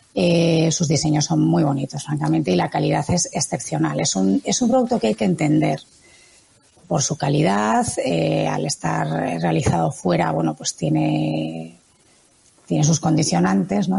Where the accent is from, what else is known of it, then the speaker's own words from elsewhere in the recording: Galicia, Spain; mis vivencias en mi tierra, yo soy gallega